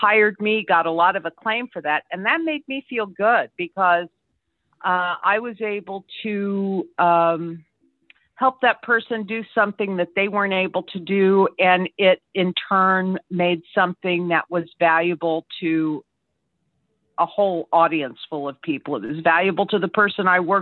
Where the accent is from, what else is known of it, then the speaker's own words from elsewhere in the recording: Indiana, United States; I'm originally from Indiana